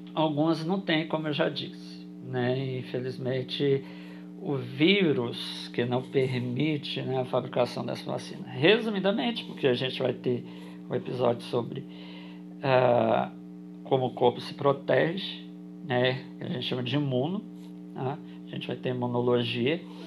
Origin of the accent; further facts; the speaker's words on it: Brasília, Federal District, Brazil; eu sou de Brasília